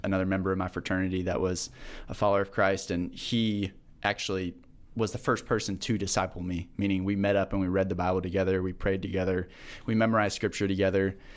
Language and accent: English; Manhattan, Kansas, United States; I grew up in Manhattan